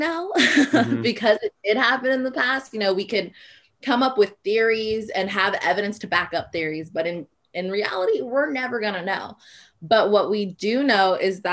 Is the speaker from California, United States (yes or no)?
yes; Corona, California, United States; moved away as an adult; now in Humboldt County, United States; I'm from Corona, California